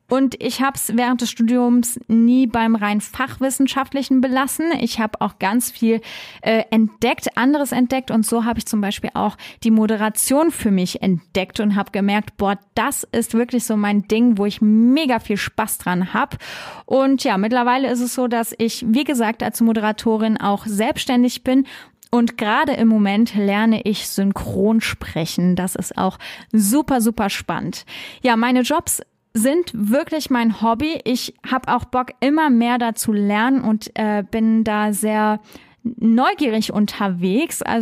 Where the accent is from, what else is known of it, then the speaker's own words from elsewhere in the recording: Trier, Rhineland-Palatinate, Germany; born there; also born or lived in Stuttgart area; Ich bin in Trier geboren. Superschöne Stadt. Liebe ich. Ich bin halb Französin, auch ein super cooles Land. Ich habe dann im Schworbeländle Abitur gemacht. Das war ganz schön hart, von Trier äh, in die Nähe von Stuttgart zu ziehen.